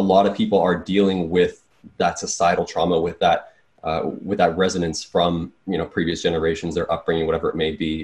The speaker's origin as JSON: {"language": "English", "country": "Canada", "tie": "born or raised there", "said": "I'm the first one born in Canada"}